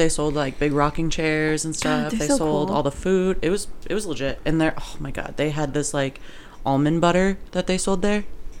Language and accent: English; Missouri, United States; Just hot. Missouri.